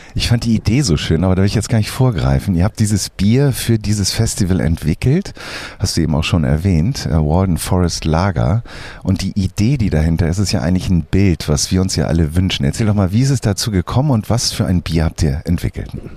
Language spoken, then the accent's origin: German; Hamburg, Germany; ich bin ja aus Hamburg